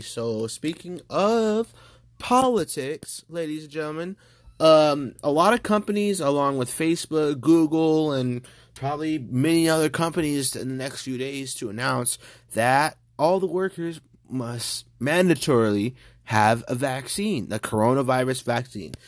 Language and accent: English; California, United States; I'm from California, I'm from the United States